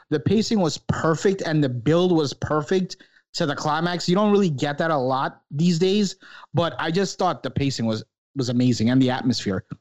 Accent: New York, United States; growing up in New York when I was a kid

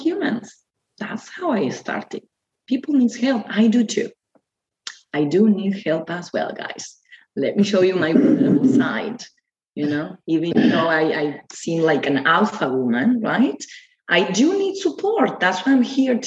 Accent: Argentina; Yes, I'm from Argentina. We are all from Argentina.

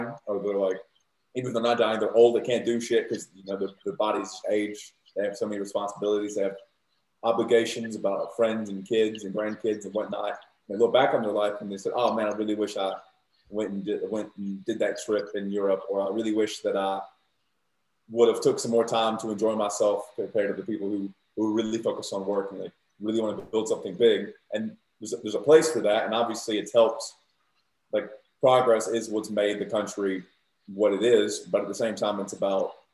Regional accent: Southern Virginia, United States; moved away as an adult; now in Australia; I'm from the South Virginia, more conservative and religious

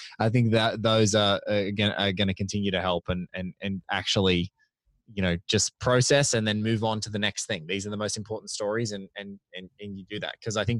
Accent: Australia; because I'm Australian too

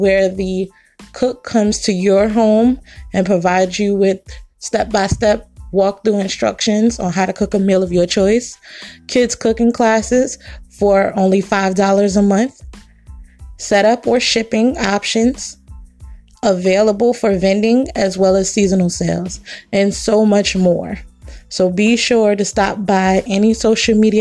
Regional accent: New York, United States; my hometown of New York

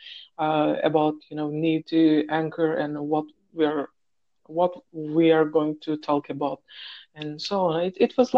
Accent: Turkey; English is a second language; moved away as an adult; now in Saudi Arabia; from Turkey. I am living in another country right now. In Saudi Arabia

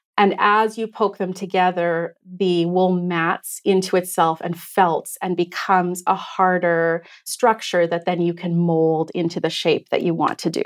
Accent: Canada; moved away as an adult; now in Victoria, Canada; My family is originally from, uh, Treaty Six territory, so we grew up in the Shiny Bank region

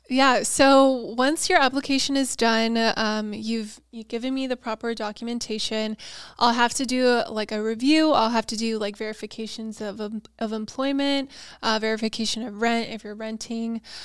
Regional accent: San Diego, California, United States; also born or lived in Auburn; born and raised in San Diego

